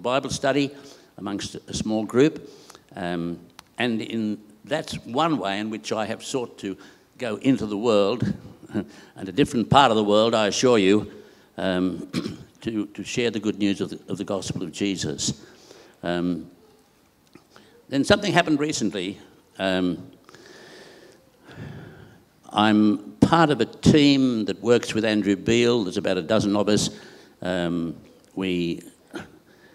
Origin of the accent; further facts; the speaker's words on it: Bowral, New South Wales, Australia; moved away as an adult; also born or lived in Sarawak, Malaysia / Sabah, Malaysia; now in Perth, Australia; I come from New South Wales. My father, a lovely town called Bowral